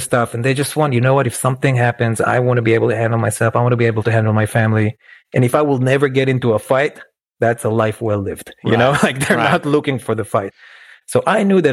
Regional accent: Israel; moved away as an adult; now in New York, United States; I grew up in Israel

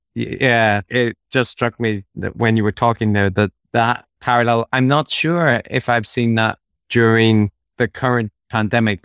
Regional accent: Belfast, Northern Ireland, United Kingdom; moved away; also born or lived in Japan; growing up in Belfast in the 90s, I was at the tail end of the troubles.

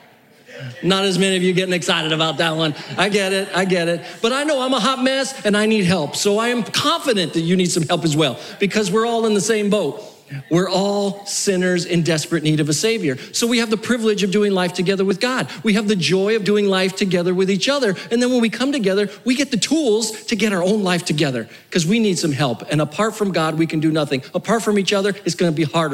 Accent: New Mexico, United States; moved away; also born or lived in South Florida; I grew up in New Mexico, and then I lived in South Florida.

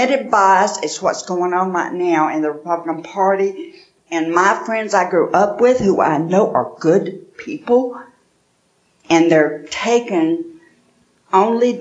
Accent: Birmingham, Alabama, United States; I'm from Birmingham, Alabama. I was raised Pentecostal, Church of God.

